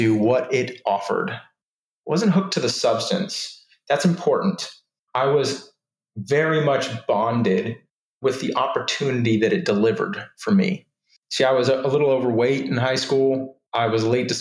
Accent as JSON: {"language": "English", "town": "Houston", "region": "Texas", "country": "United States", "tie": "born or raised there", "also_born_or_lived": "Austin, Texas / Georgia", "said": "we moved from Houston to Austin, start high school, not knowing anybody"}